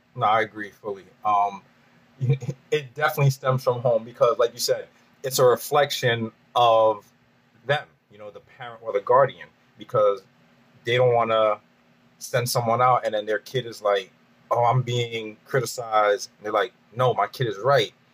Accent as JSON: {"language": "English", "region": "New York", "country": "United States", "moved": "as an adult", "said": "I'm from New York"}